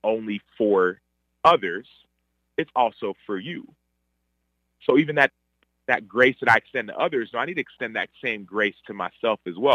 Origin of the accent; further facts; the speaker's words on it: Dallas, Texas, United States; also born or lived in Chicago; they moved to Texas, and my other sister was born in Texas, in Dallas, and I was born in Dallas as well.